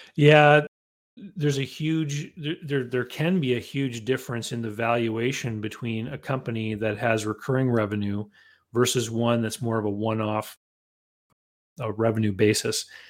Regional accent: Canada; growing up in Canada, that involved shoveling a lot of snow

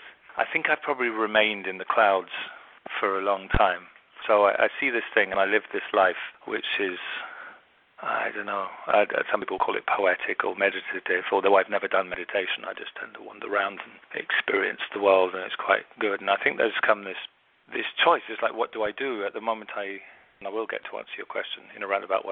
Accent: London, United Kingdom; also born or lived in America; now in United States; And I'm from London, but I live in America

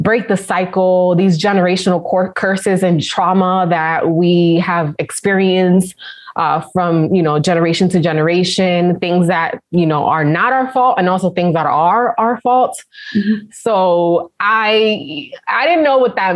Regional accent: New York City, New York, United States; moved away; also born or lived in Connecticut; the company gave me a promotion to work in the Manhattan office. Mm-hmm. So that's how I came back to my hometown

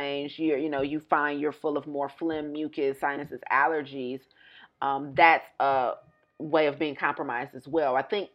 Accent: United States; moved away; I'm still American

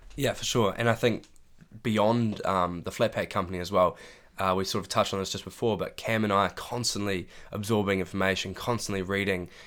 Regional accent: Christchurch, Canterbury, New Zealand; moved away as an adult; now in Dunedin, New Zealand; I'm from Christchurch. Uh, I went to St Andrews College, was my high school.

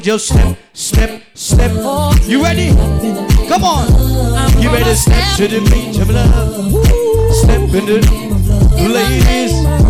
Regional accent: Virginia Beach, Virginia, United States; we in West Virginia right now. I'm from Virginia Beach, this is how we party in the city.

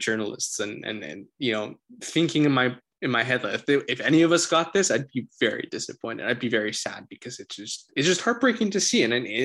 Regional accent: Canada

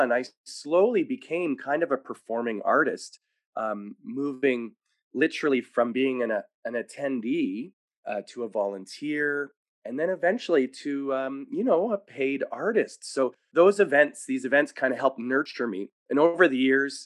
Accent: Winnipeg, Manitoba, Canada; also born or lived in Montreal; We were from Montreal, but I grew up in Winnipeg for many years

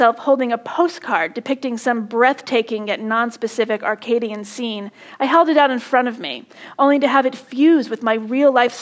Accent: Ridgewood, New Jersey, United States; moved away as an adult; also born or lived in California / Texas / New York City / Lincoln, Nebraska; my hometown of Ridgewood being only 20 miles from Manhattan

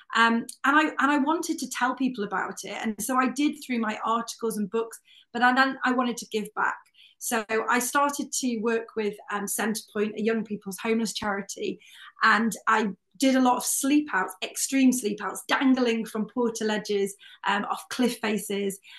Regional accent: North Wales, United Kingdom; I grew up in North Wales, um, about 20 miles from Snowdonia National Park

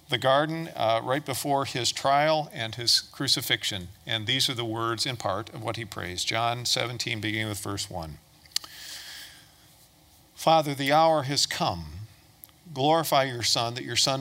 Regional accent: Toledo, Ohio, United States; I was born and raised in Toledo, Ohio.

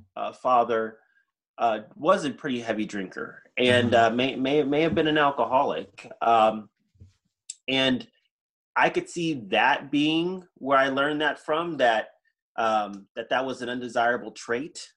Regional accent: Houston, Texas, United States; we moved from East Texas, where I was born, to Houston

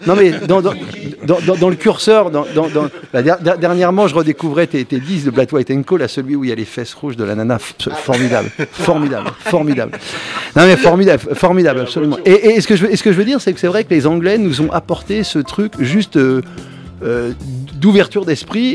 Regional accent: Cachan, Île-de-France, France; mon quartier, de là où je viens, de Cachan

